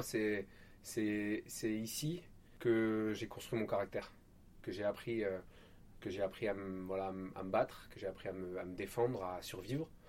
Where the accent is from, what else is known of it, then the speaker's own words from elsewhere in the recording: Marseille, Provence-Alpes-Côte d'Azur, France; also born or lived in Apt, Vaucluse; mon enfance sur laquelle j'ai des souvenirs, c'est plutôt à Marseille